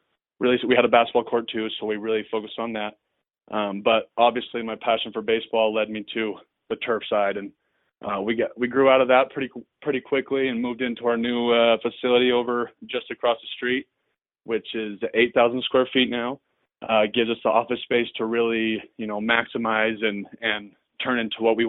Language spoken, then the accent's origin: English; Orem, Utah, United States; I grew up here in Orem, Utah, and went to Orem High, went to UVU